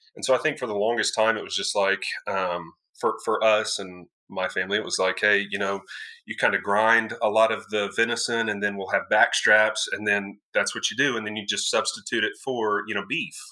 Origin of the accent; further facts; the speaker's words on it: Denton County, North Texas, United States; also born or lived in Flower Mound, Texas; Born and raised in North Texas, yes, sir, Denton County.